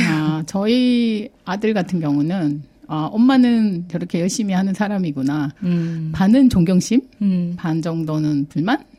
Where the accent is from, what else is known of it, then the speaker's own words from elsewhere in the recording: South Korea; moved away as an adult; also born or lived in Sydney, Australia; now in Australia; 한국에서 대학을 나왔고 네. 어린 시절도 한국에서 보냈고